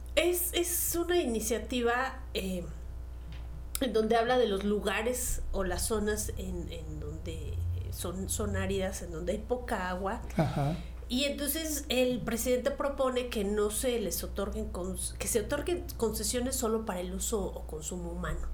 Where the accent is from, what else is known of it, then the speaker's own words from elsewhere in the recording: Mexico; como mexicanos, de reconocer que son nuestras raíces